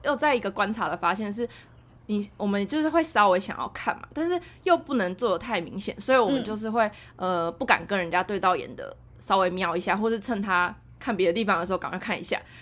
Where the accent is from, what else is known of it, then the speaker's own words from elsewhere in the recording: Taiwan; 我台湾人